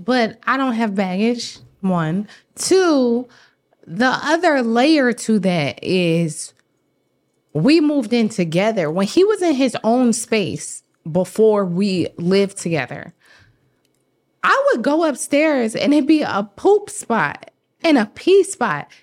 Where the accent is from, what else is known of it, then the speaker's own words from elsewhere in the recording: the South, United States; I am from the South